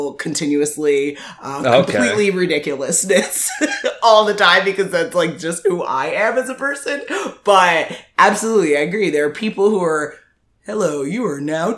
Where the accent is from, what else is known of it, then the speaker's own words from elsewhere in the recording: Jamaica; I'm Jamaican.